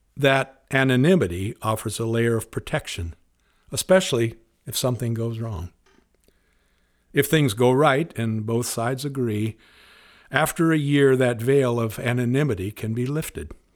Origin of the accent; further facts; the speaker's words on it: Spokane, Washington, United States; Growing up in Spokane